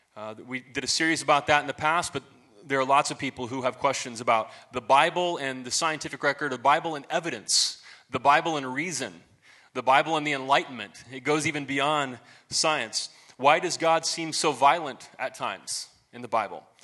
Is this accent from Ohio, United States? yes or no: yes; Marion, Ohio, United States; I went to this little Baptist church in my hometown, Marion, Ohio.